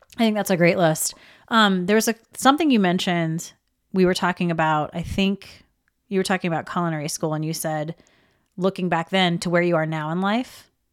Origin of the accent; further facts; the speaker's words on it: the South, United States; I was raised in the South